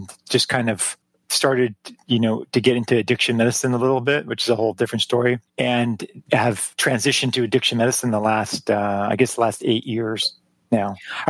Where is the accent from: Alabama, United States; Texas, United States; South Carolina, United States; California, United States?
Texas, United States; El Paso; moved away as an adult; also born or lived in Boulder, Colorado / Eugene, Oregon; I'm from El Paso, Texas.